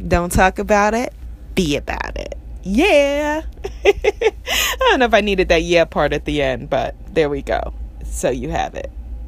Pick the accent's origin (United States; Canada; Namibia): United States; New York City, New York; I grew up in Queens, New York